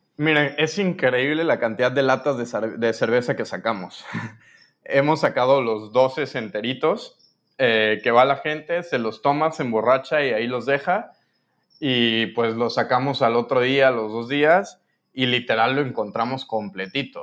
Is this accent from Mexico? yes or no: yes; Mexico City, Mexico; moved away as an adult; now in Cancún, Mexico; yo soy de la Ciudad de México. Este, llegué a vivir a Cancún hace cuatro años